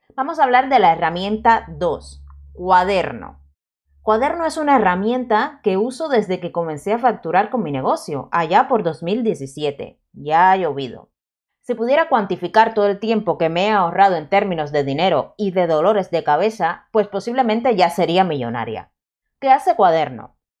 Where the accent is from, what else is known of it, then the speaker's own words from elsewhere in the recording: Cuba; yo soy cubana y la Z se me da bastante mal de pronunciar